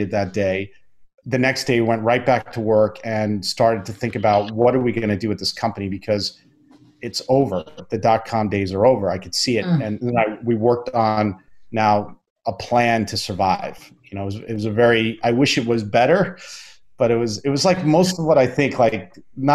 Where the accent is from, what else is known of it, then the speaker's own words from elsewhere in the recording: Long Island, New York, United States; I went to the library where I grew up on Long Island